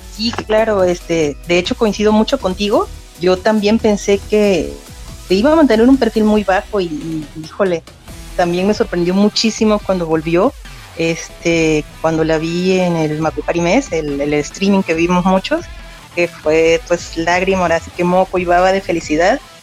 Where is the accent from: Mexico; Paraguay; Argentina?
Mexico; soy de México.